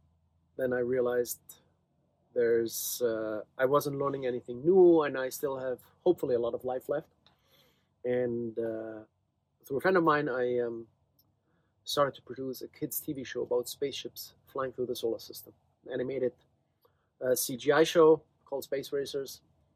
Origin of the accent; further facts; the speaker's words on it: Germany; moved away as an adult; also born or lived in Virginia / New York City; now in Utah, United States; I grew up in Germany. I came to the States 26 years ago to go to graduate school